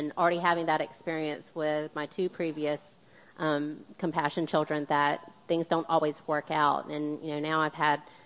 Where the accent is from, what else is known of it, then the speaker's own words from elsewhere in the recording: United States; My parents were from the Philippines, and I was born here in the States